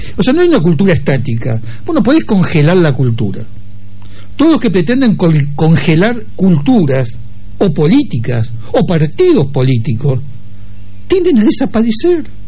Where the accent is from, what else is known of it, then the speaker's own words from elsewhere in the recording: Argentina; soy más argentino